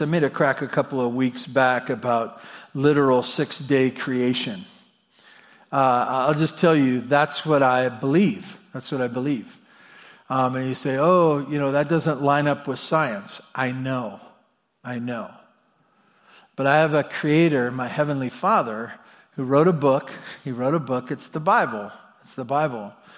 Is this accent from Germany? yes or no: no; Santa Barbara, California, United States; I was born in Santa Barbara at Cottage Hospital